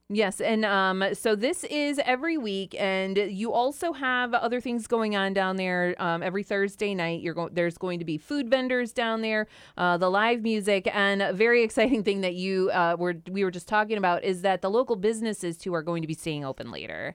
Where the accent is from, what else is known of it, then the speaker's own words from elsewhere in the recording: Sandusky, Ohio, United States; I grew up in Sandusky, I've lived in the area my whole life